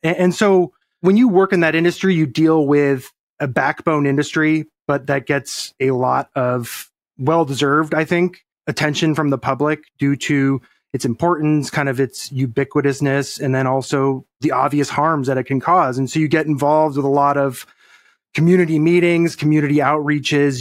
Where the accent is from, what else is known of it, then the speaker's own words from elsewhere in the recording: Colorado, United States; moved away as an adult; now in Texas, United States; I grew up in Colorado